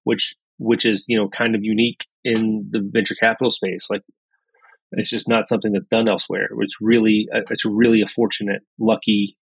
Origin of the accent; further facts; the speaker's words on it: Lebanon, Kentucky, United States; I'm from Lebanon in Marion County. Uh, graduate of Marion County High School